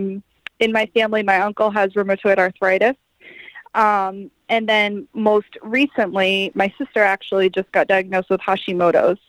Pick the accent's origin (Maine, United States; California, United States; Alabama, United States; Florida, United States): Maine, United States; moved away; I'm from Maine. We didn't really have a lot to do up there.